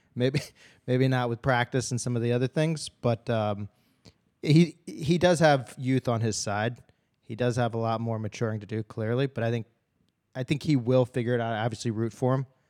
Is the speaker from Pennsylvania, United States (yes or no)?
yes; Philadelphia, Pennsylvania, United States; I'm from Philadelphia